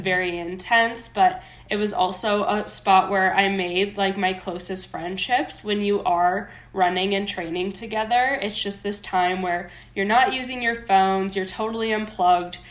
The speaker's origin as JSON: {"language": "English", "region": "Minnesota", "country": "United States", "tie": "born or raised there", "moved": "as an adult", "lives_now": "Colorado, United States", "said": "I was born and raised in Minnesota."}